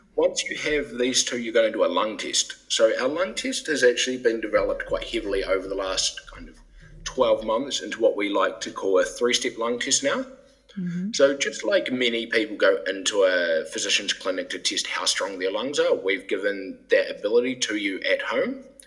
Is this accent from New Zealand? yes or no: yes; New Zealand; moved away as an adult; also born or lived in England; now in Denmark; I'm originally from New Zealand, which is quite a unique place to end up in Denmark.